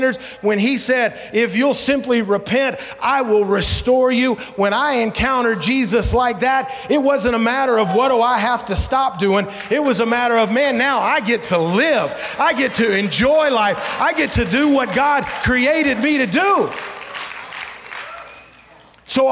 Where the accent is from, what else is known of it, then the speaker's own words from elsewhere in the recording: Memphis, Tennessee, United States; moved away as an adult; also born or lived in Savannah, Georgia; now in Alaska, United States; I moved to Memphis, Tennessee when I was 5. And when we left to come to Alaska in 1998, we left from Memphis to come to Alaska